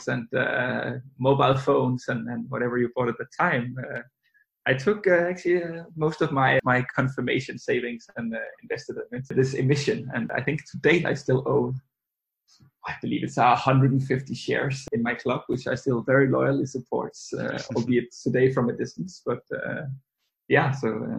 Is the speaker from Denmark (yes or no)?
yes; Denmark; now in London, United Kingdom; I'm originally from Denmark, but I now reside in London.